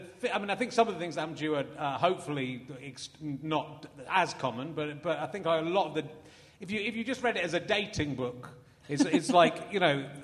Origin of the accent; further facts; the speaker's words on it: Somerset, South West England, United Kingdom; also born or lived in Yorkshire; I was born in Yorkshire and moved out of Yorkshire when I was four as well, so... I grew up in Somerset